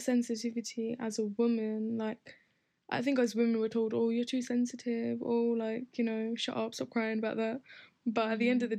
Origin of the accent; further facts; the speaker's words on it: Bradford, Yorkshire and the Humber, United Kingdom; in my hometown, um, in Bradford, we don't we don't always have the opportunity to go to the masjid as women